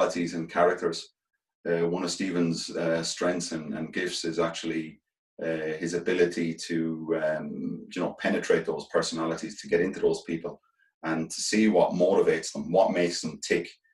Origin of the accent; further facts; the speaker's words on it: Ireland; being Irish players, we just love playing for Ireland